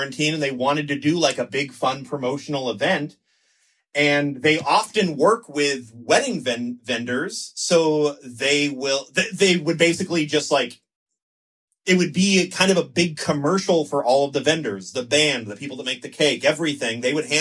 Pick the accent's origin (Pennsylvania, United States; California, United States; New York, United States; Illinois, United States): California, United States; Moreno Valley; I grew up in the Inland Empire out by San Bernardino, Riverside area